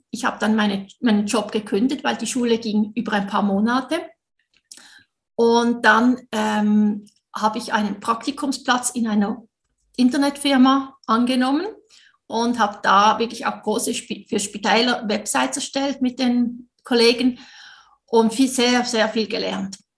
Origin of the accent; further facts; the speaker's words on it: Switzerland; Du hörst es sicher, ich bin Schweizerin.